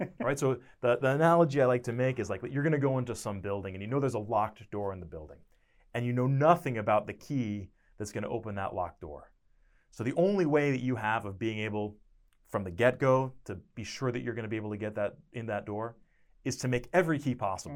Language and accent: English; Connecticut, United States; moved away as an adult; also born or lived in Boston, Massachusetts; now in Stillwater, United States; I'm from Connecticut, about twelve miles away from New Haven